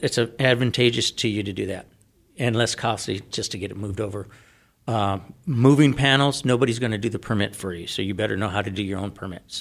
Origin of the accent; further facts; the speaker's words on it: San Diego, California, United States; now in Arizona, United States; I'm from San Diego